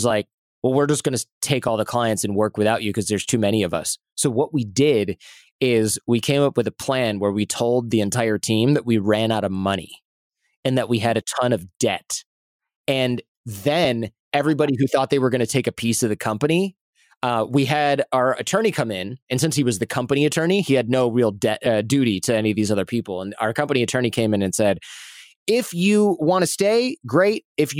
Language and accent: English; Michigan, United States; now in New York City, United States; it was interesting because I came from Michigan, right? And I came from this work ethic where you really did bust your butt as hard as you could.